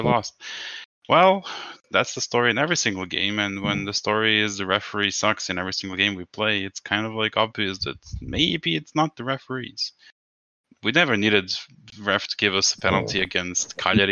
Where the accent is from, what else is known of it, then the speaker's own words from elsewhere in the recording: Serbia; I'm from Serbia